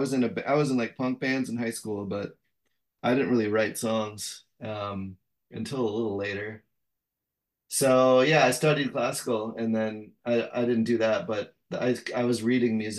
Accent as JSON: {"language": "English", "area": "just outside of Madison", "region": "Wisconsin", "country": "United States", "tie": "born or raised there", "said": "I grew up just outside of Madison, Wisconsin"}